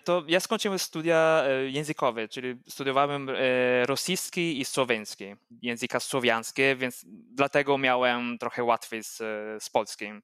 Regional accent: near Vicenza, Veneto, Italy; Polish is a second language; moved away as an adult; also born or lived in Udine, Italy; now in Wrocław, Poland; pochodzę z, z tego samego regionu jak, jak Wenecja, czyli Veneto

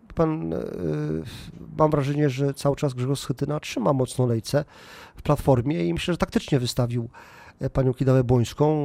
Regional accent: Poland; my Polacy kultywujemy takie tradycje

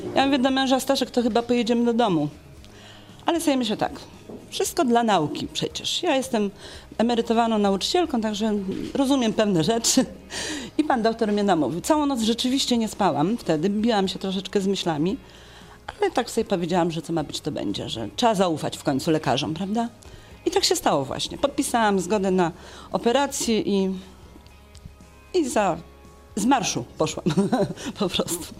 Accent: Legnica, Lower Silesian Voivodeship, Poland; ja jestem z Legnicy

